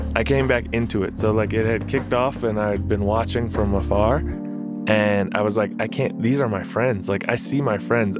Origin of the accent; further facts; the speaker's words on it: Minneapolis, Minnesota, United States; I'm from South Minneapolis